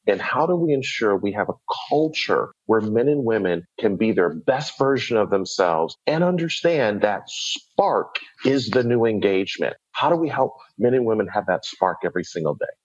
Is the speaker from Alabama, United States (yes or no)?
no; Buffalo, New York, United States; moved away as an adult; also born or lived in Atlanta, Georgia; I grew up in Buffalo, New York, went to Morehouse College in Atlanta, Georgia